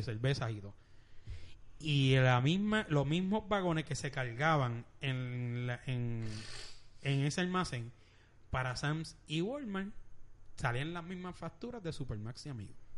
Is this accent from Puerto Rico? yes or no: yes; Bayamón, Puerto Rico; yo soy de Bayamón